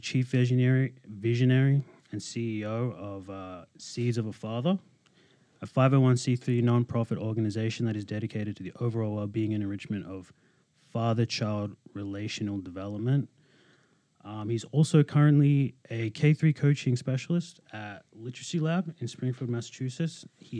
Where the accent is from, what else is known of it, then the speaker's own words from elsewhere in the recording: Australia; I'm from Australia.